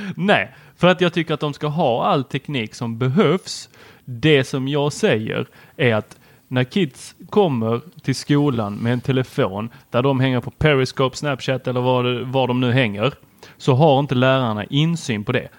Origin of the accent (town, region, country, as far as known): Helsingborg, Skåne, Sweden; born or raised there; also born or lived in Lund